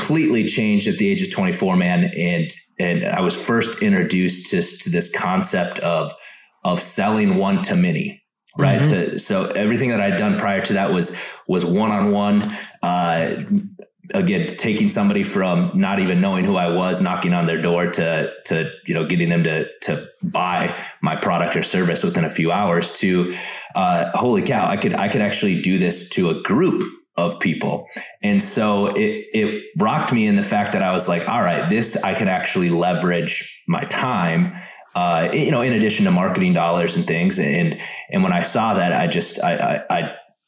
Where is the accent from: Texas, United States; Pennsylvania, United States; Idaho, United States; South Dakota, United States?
South Dakota, United States; moved away as an adult; also born or lived in Minnesota; I grew up in South Dakota